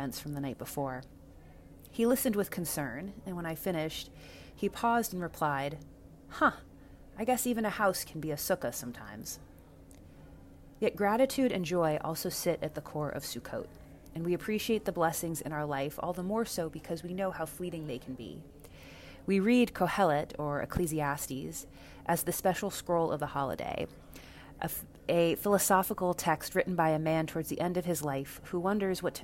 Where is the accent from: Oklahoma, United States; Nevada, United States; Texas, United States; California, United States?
Texas, United States; Dallas; moved away; Dallas, Texas, my hometown